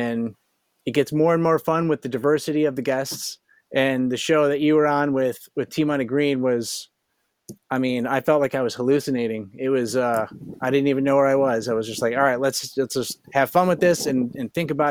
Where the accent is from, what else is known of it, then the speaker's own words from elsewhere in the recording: Michigan, United States; I lived all over Michigan